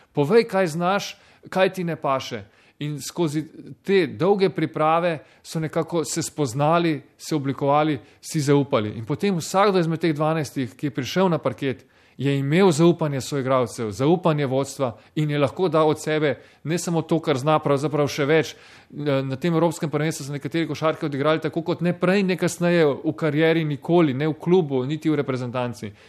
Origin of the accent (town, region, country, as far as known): Slovenia